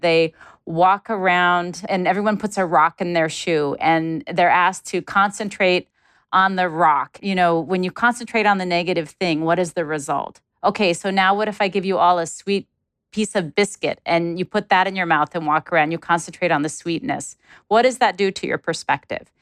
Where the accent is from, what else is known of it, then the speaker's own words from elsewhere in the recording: Alaska, United States; moved away; I'm originally from Alaska, I grew up in a, a low resource part of the United States, in a small village where we didn't have paved roads or plumbing.